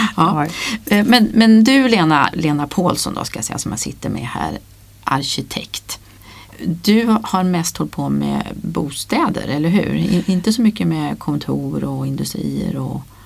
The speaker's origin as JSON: {"language": "Swedish", "region": "Värmland", "country": "Sweden", "said": "Jag är från Värmland"}